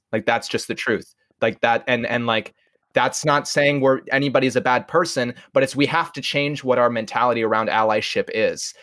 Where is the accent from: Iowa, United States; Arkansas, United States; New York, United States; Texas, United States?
Iowa, United States; we come from Iowa